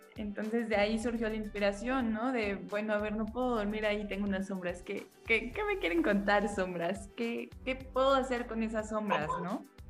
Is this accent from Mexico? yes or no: yes; Mexico; somos puras autoras mexicanas